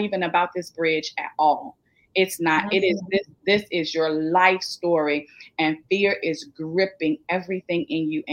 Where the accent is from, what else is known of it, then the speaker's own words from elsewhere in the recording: Richmond, Virginia, United States; now in Hampton Roads, United States; I am originally from Richmond, Virginia. I've moved to the Hampton Roads area